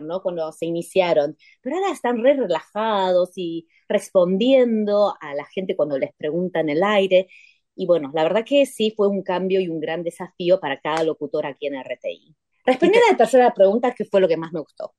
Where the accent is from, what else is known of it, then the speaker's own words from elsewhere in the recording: Buenos Aires, Argentina; accent: porteña; now in Taipei, Taiwan; yo soy porteña, soy ah. argentina